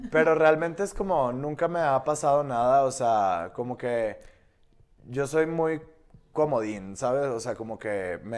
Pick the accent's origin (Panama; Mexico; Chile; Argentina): Mexico; Nuevo León; soy regio.